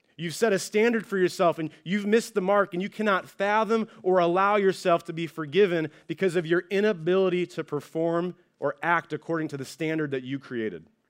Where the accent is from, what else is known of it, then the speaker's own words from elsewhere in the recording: Ohio, United States; now in California, United States; I'm originally from Ohio